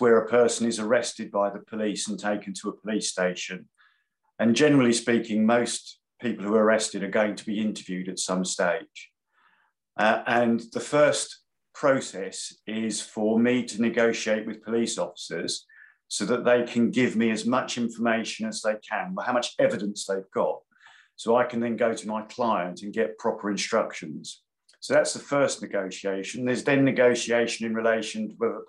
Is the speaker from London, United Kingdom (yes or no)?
yes; London, United Kingdom; I was born in London, Camden Town, hence the Arsenal connection